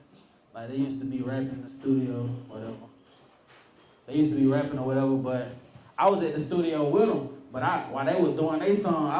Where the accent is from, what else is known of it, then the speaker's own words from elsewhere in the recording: East Point, Georgia, United States; Yeah, I'm from the South Side.